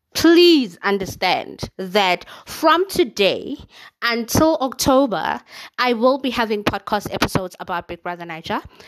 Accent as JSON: {"language": "English", "country": "South Africa", "said": "I am South African, okay? Proudly South African"}